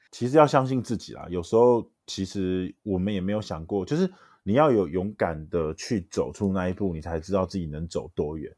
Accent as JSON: {"language": "Chinese", "country": "Taiwan", "tie": "born or raised there", "also_born_or_lived": "United States", "moved": "as an adult", "said": "我毕竟当年是在台湾土生土长长大，然嗯。后在台湾念完大学才到美国去念书"}